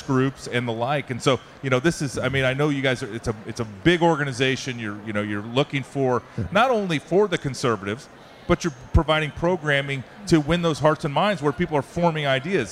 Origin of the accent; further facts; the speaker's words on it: Iowa, United States; I'm from Iowa